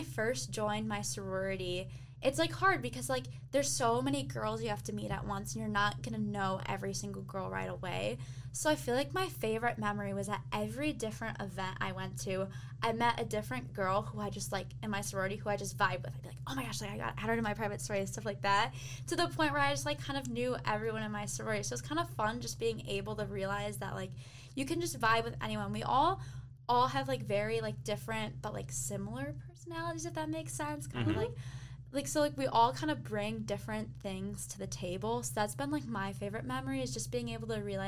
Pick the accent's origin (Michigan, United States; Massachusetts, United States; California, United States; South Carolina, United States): Michigan, United States; South Lyon; I'm from South Line, which is our way.